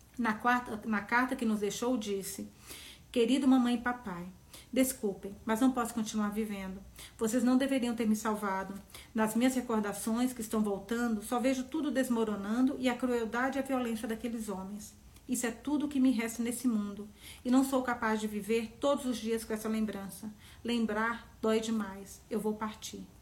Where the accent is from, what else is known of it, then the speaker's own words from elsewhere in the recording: Serra dos Aimorés, Minas Gerais, Brazil; now in São Paulo, Brazil; minha cidade, Serra dos Zamorés, onde eu, Serra dos Zamorés, onde eu nasci.